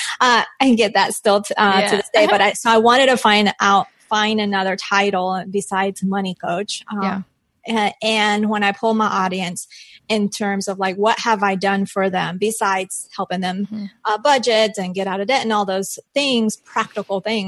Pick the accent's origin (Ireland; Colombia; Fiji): Colombia; moved away; I'm from Colombia. So that's like just was ingrained in me, that negotiate you when you buy